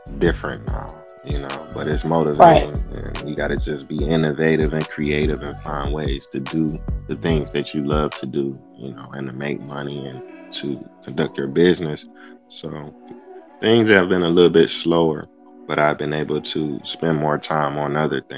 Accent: Cleveland, Ohio, United States; I'm from Cleveland

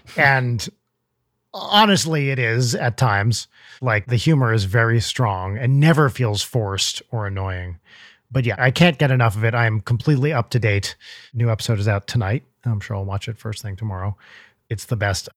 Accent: New Jersey, United States; moved away; I grew up in North Jersey

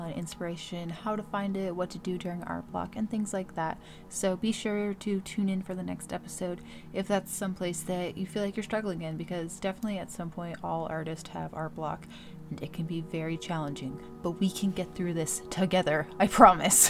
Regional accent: Maryland, United States; I'm from Maryland. We have a weird accent

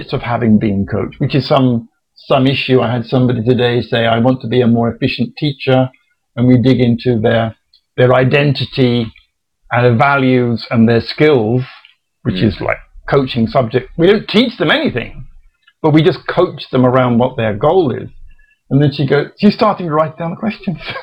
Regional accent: England, United Kingdom; being an Englishman

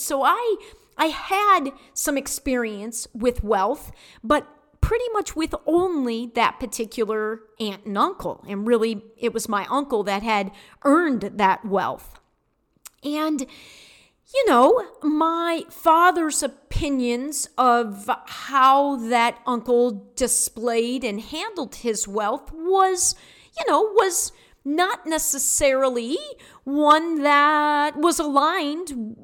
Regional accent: Detroit, Michigan, United States; I was brought up in Detroit and born in Detroit

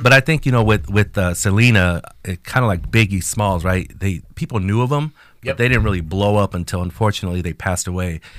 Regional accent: Mexico; first language Spanish; English is a second language; moved away; us Mexicans uh, grew up

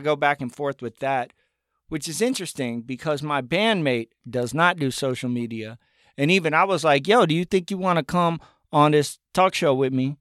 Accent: northern Buncombe County, Appalachia, North Carolina, United States; I grew up in Buncombe County, and I grew up in northern Buncombe County

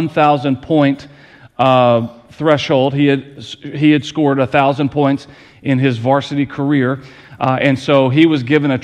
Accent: Lancaster, United States; moved away; Kelly and I, we grew up in Lancaster with a community center that was built when my grandmother was in elementary school

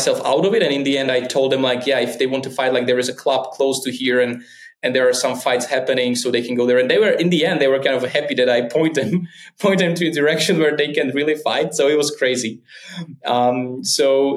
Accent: Slovakia; in my hometown, we had this most famous rapper in Slovakia was kind of from my hometown.

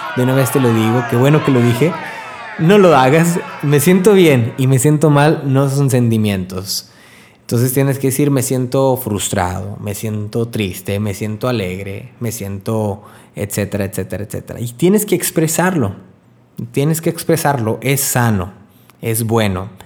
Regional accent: Río Bravo, Tamaulipas, Mexico; Estoy viviendo en Río Bravo, de donde soy, Río Bravo, Tamaulipas

